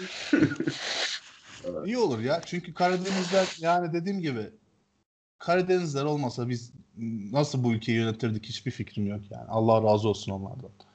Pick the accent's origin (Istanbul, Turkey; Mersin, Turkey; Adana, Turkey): Adana, Turkey; Ceyhan; moved away; Ceyhan'da büyüdüm ben bir hayatımın bir döneminde